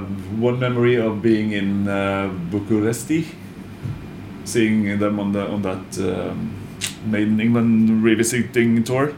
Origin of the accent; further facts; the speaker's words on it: Norway; born or raised there